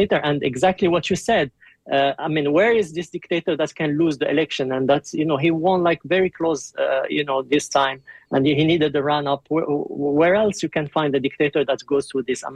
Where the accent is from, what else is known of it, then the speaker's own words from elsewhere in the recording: New Zealand; moved away as an adult; now in Turkey; I'm actually from New Zealand, a New Zealand national, and okay. I've been in Turkey for 5 years